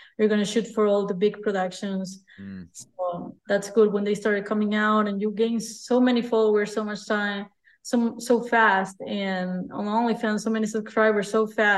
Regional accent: Peru; moved away as an adult; now in Spain; I was born in Peru.

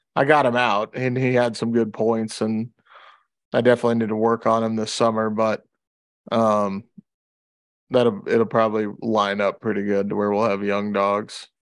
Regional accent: Louisiana, United States; moved away; when I grew up in Louisiana

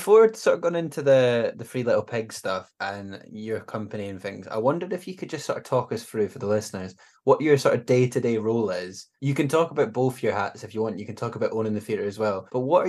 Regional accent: Scotland, United Kingdom; As a Scottish person

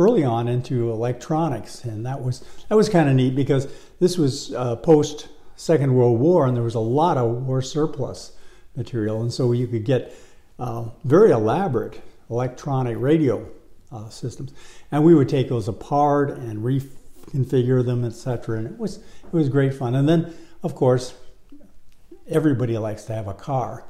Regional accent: Detroit, Michigan, United States; now in Los Angeles, United States; when I was a kid growing up in Detroit

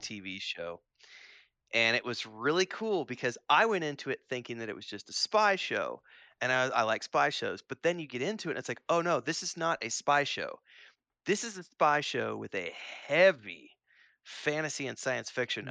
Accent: Springfield, Missouri, United States; near where I grew up in Springfield, Missouri

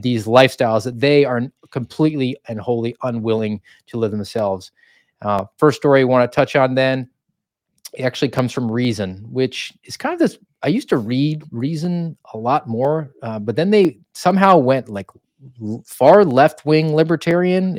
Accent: United States; I'm from America

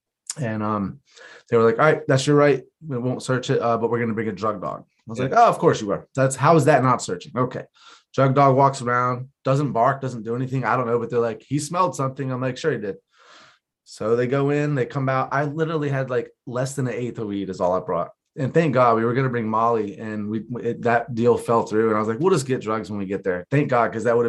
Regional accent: Florida, United States; I'm Florida, yeah.

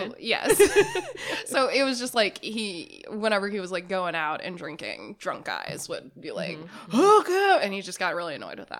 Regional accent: Texas, United States; moved away as an adult; now in Pacific Northwest, United States; I am originally from Texas

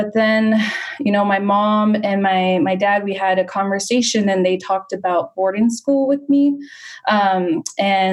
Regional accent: Cibecue, Arizona, United States; moved away; I grew up on the reservation, so in Cibicu, Arizona

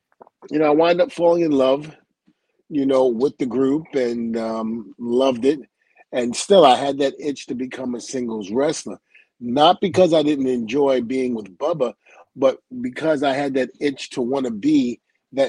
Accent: New York City, New York, United States; I was a big Hulk Hogan fan growing up in Brooklyn, New York

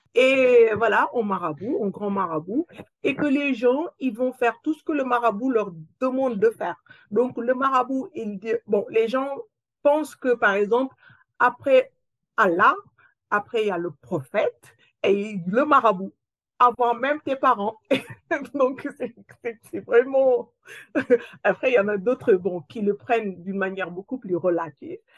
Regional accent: Senegal; moved away as an adult; now in France; je suis née dans, une ville, euh, dans, la province, où j'ai grandi là-bas

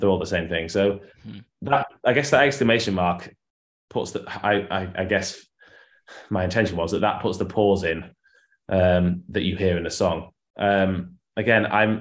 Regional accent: Yorkshire and the Humber, United Kingdom; also born or lived in Liverpool; came from Yorkshire, where I'm from in England

